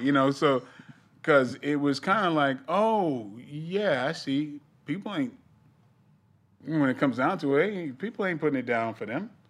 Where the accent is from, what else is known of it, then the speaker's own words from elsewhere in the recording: East Coast, United States; I'm from the East Coast